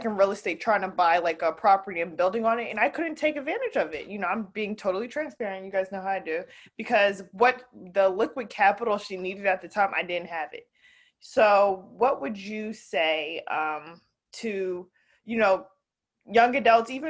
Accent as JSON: {"language": "English", "region": "New Jersey", "country": "United States", "moved": "yes", "said": "I moved out from New Jersey, so I'm no longer in, you know, back home"}